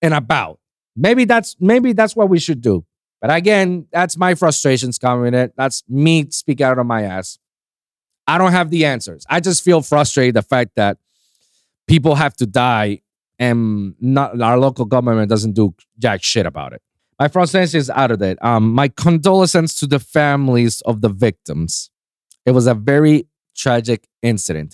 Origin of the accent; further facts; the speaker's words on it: Puerto Rico; moved away; I left Puerto Rico, my hometown